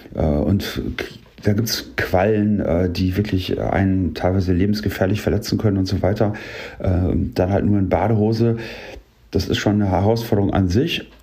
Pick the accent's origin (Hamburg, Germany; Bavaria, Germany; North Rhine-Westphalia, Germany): North Rhine-Westphalia, Germany; Paderborn; also born or lived in Ruhr area; Auch hier komme ich eigentlich aus dem Ruhrgebiet, aber bin hier aufgewachsen.